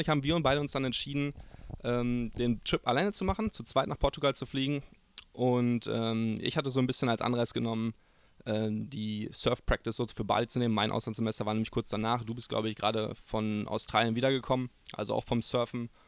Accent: Cádiz, Andalusia, Spain; Ich bin aus Cádiz und höre Luke, Nick Racing, eh, den besten Podcast der Welt.

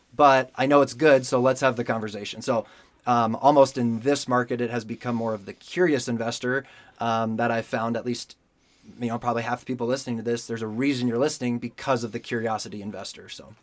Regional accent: Denver, Colorado, United States; also born or lived in California; I was born and raised in Denver, so Colorado native

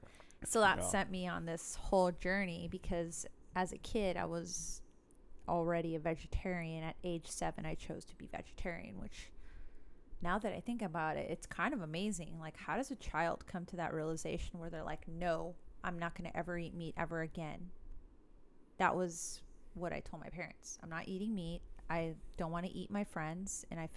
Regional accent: Los Angeles, California, United States; I'm from Los Angeles

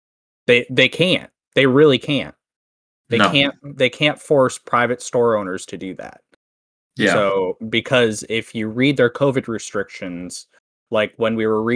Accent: Canada; I'm Canadian

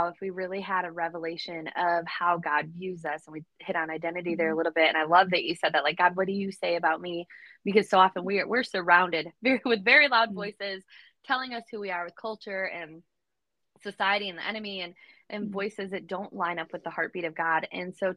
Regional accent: Southwest Michigan, United States; I'm the girl from Southwest Michigan who had dreams to move away. And guess what? I'm still in Michigan

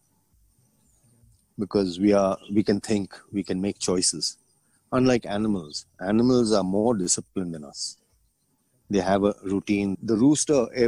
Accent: Bangalore, Karnataka, India; also born or lived in Bombay, India; I grew up in Yelahanka. Yelahanka was on village

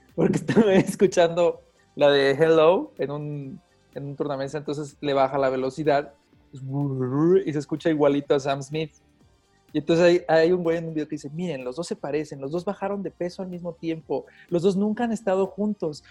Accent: Mexico; Soy actor mexicano

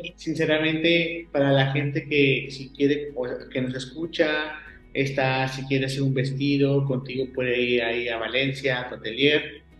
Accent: Guanajuato, Mexico; yo soy de Guanajuato, México.

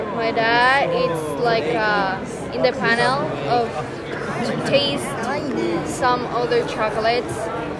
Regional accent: Bogotá, Colombia; English is a second language; Oh, from Colombia. We're in Bogota.

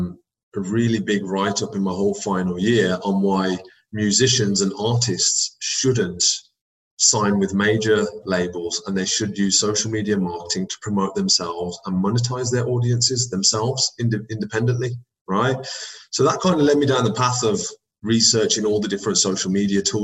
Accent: Birmingham, West Midlands, United Kingdom; also born or lived in United States; in my hometown, in my city

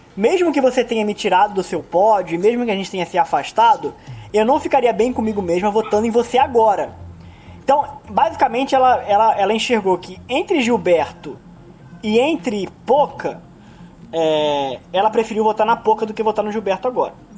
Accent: Rio de Janeiro, Brazil

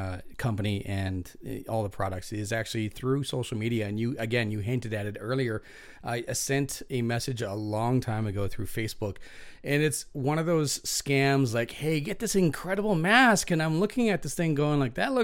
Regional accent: Prince George, British Columbia, Canada; my hometown of Prince George

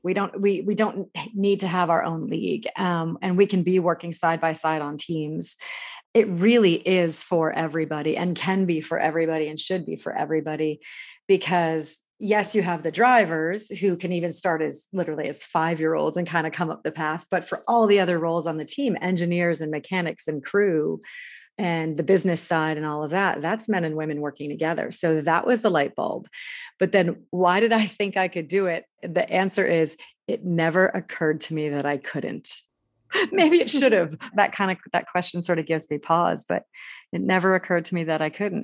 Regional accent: New England, United States; I grew up in New England

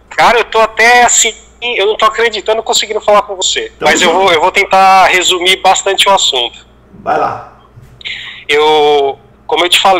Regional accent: São Bernardo do Campo, São Paulo, Brazil; now in Curitiba, Brazil; eu sou lá da BC Paulista, cara. Lá de São Bernardo do Campo.

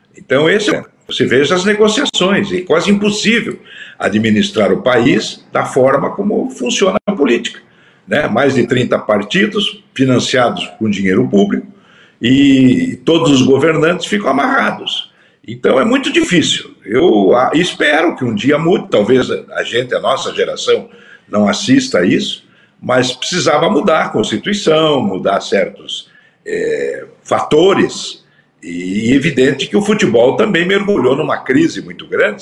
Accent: Brazil; eu também sou brasileiro, né? apesar de oriundo e descendente de portugueses

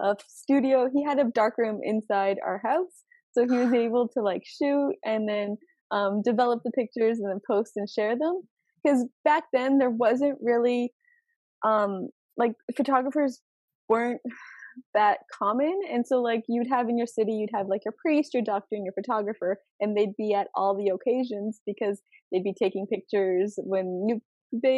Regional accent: Brantford, Ontario, Canada; also born or lived in Poland / Krzyż, Poland; I grew up in Brantford. When we moved to Canada, we moved to Brantford

